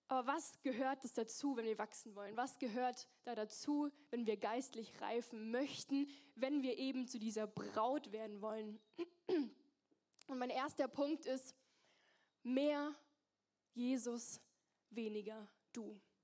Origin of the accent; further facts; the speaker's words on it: near Mannheim, Baden-Württemberg, Germany; moved away as an adult; also born or lived in Zürich; now in Singen, Germany; ich komm aus der Nähe von Mannheim.